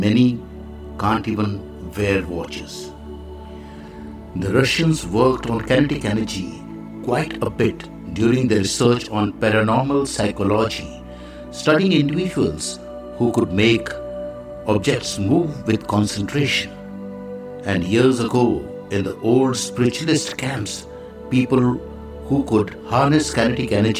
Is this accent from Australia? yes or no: no; India; I am the Indian monk